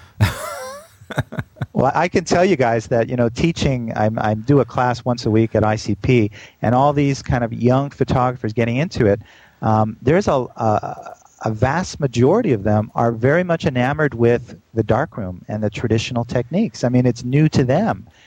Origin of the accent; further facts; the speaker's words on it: Canada; now in New York, United States; Canadian all the way